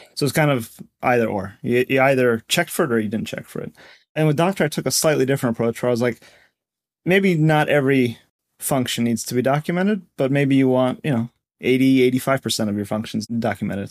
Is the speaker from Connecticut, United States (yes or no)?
yes; Connecticut, United States; moved away as an adult; also born or lived in Seattle / Bay Area; I grew up in Connecticut